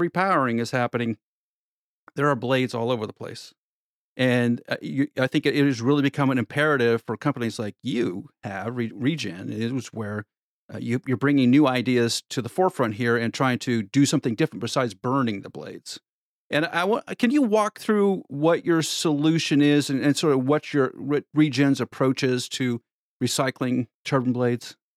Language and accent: English; Nebraska, United States; moved away; I'm from Nebraska originally